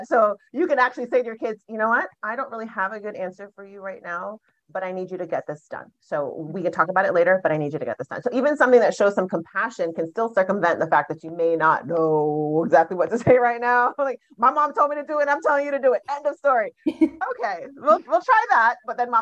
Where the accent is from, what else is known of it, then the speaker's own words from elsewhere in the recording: Jamaica; growing up as a Jamaican child. So I was born in Jamaica. My parents are Jamaican.